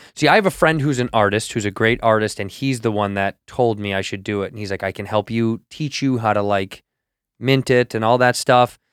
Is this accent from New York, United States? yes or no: no; Chicago, Illinois, United States; I'm every kid from Chicago